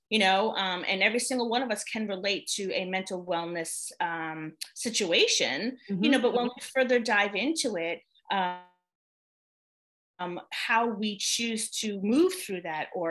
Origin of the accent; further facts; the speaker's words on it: New York, United States; moved away as an adult; now in North Carolina, United States; I'm originally from New York.